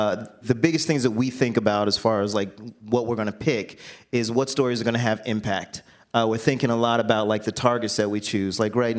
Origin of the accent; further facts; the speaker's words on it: Jacksonville, Florida, United States; moved away; I grew up in Jacksonville, Florida